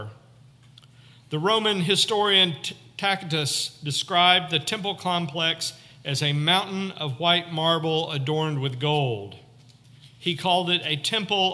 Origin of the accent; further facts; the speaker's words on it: Northwest Arkansas, United States; I grew up in Northwest Arkansas, not 50 miles from the Oklahoma border